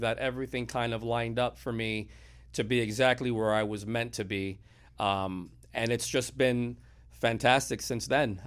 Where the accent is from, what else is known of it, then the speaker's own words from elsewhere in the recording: Miami, Florida, United States; also born or lived in Broward County, Florida; now in Port Charlotte, United States; I was born and raised in Miami